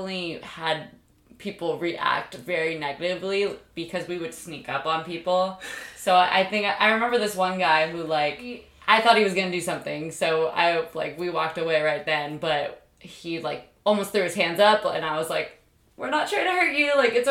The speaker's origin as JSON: {"language": "English", "area": "Bay Area", "region": "California", "country": "United States", "moved": "yes", "lives_now": "Huntington Beach, United States", "said": "I'm originally from the Bay Area, but now live in Huntington Beach"}